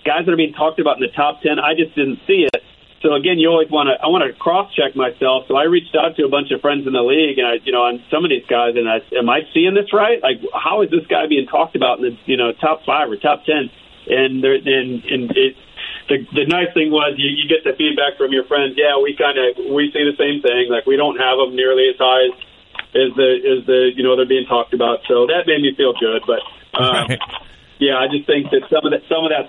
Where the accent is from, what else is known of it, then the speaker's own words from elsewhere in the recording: Michigan, United States; I grew up in Michigan, so I grew up in Big Ten country